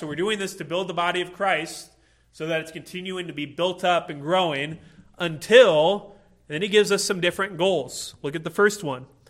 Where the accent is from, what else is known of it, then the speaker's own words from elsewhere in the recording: Illinois, United States; moved away; I grew up in Illinois